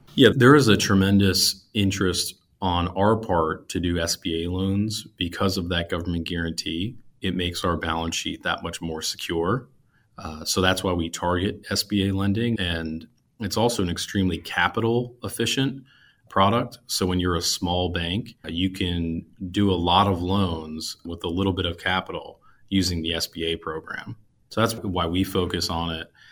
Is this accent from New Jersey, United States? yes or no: yes; New Jersey, United States; moved away as an adult; also born or lived in Pennsylvania / New York City, United States; now in Wilmington, United States; I grew up in New Jersey, went to school in Pennsylvania, moved to Manhattan right out of school